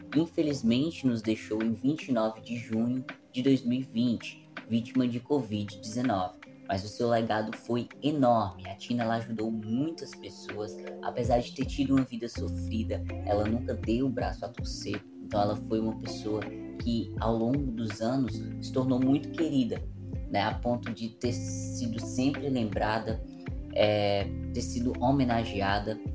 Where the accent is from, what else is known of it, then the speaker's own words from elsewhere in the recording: Fortaleza, Ceará, Brazil; minha cidade natal, Fortaleza